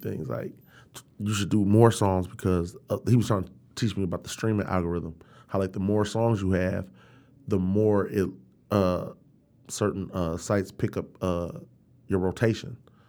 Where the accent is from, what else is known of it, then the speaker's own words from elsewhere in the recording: Detroit, Michigan, United States; Like, we're from Detroit.